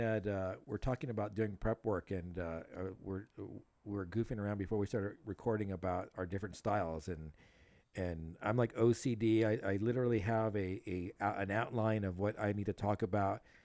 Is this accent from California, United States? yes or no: yes; South Gate, California, United States; also born or lived in Huntington Park, California; I grew up in Southgate